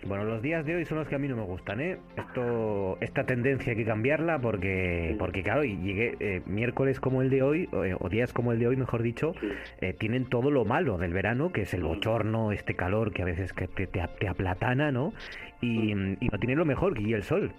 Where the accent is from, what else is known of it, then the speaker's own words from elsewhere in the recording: Cudillero, Asturias, Spain; mi infancia en este caso, en la Concha Artedo, en el Concejo de Cuellero